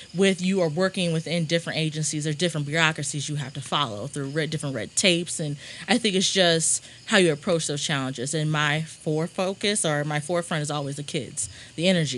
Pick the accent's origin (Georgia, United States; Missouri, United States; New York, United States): Missouri, United States; Rolla; moved away as an adult; now in St. Louis, United States; I'm from Rolla, small little town, about two hours from here